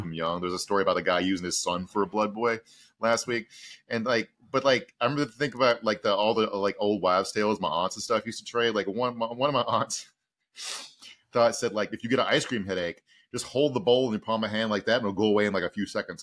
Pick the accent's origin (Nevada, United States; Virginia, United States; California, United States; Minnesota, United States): Virginia, United States; Southern; moved away; also born or lived in Texas; I'm from Southern Virginia